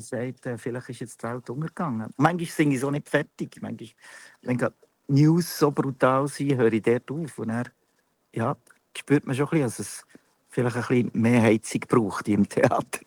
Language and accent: German; Münchenbuchsee, Bern, Switzerland; Ich bin aus, äh, eigentlich aus Bern, nicht einmal genau, ich bin aus Münchenbuchsee